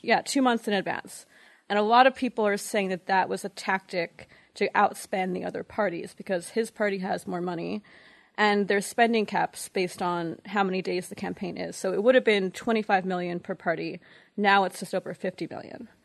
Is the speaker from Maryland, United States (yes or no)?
no; New York, United States; moved away; also born or lived in Montreal, Canada / Toronto, Canada; I'm actually from New York, but I lived in Montreal and Toronto for nine years